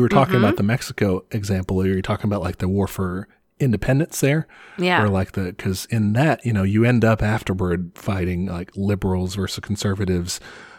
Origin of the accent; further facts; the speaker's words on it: Ireland; I came from Ireland, you know?